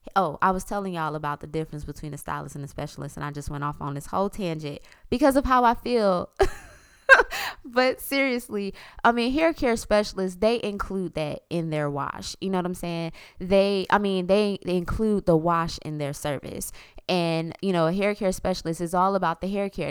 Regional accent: South Florida, United States; I'm from South Florida

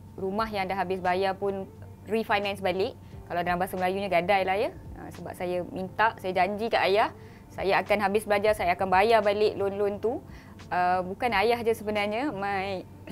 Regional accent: Kuantan, Pahang, Malaysia; saya berasal daripada Kuantan Pahang

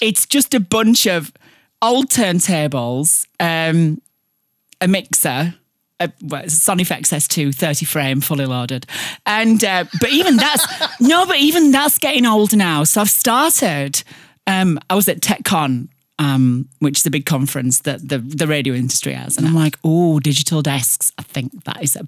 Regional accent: Barnsley, Yorkshire and the Humber, United Kingdom; accent: thick Barnsley; I'm from Barnsley.

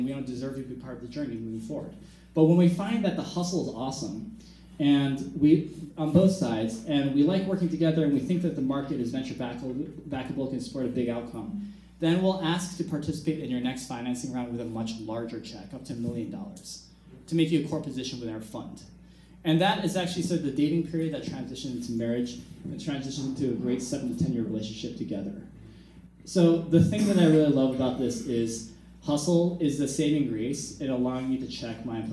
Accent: Bloomfield Hills, Michigan, United States; moved away as an adult; also born or lived in California; I grew up in Bloomfield Hills, Michigan.

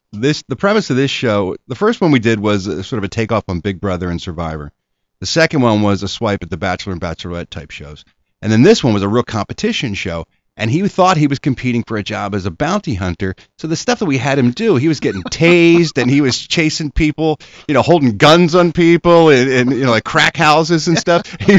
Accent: Philadelphia, Pennsylvania, United States; No, I'm from Ronhurst.

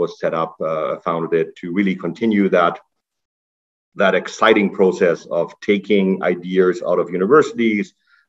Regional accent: Germany; moved away as an adult; now in Canada; I'm originally from Germany. I came to Canada to do my undergrad

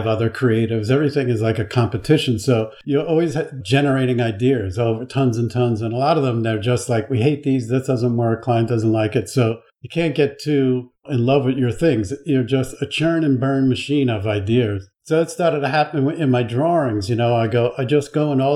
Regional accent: Long Island, New York, United States; also born or lived in Buffalo; now in New York City, United States; I grew up on Long Island, which is kind of similar

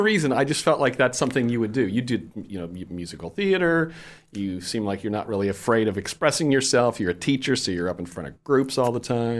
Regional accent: Fort Myers, Florida, United States; I grew up in Fort Myers

